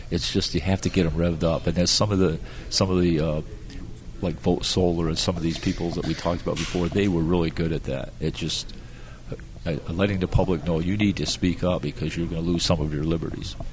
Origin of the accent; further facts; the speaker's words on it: Florida, United States; because we're from Florida, we've got 1,500 people a day coming into Florida, right?